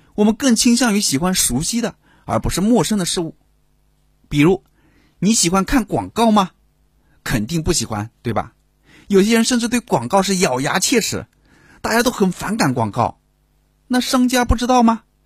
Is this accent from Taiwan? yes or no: no; China; 我们中国人